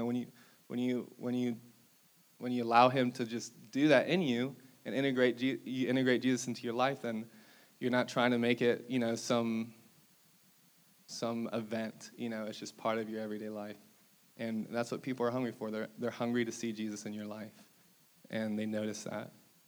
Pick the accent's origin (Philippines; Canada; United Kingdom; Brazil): Brazil; born there; so I was like a missionary kid. I was born in Brazil.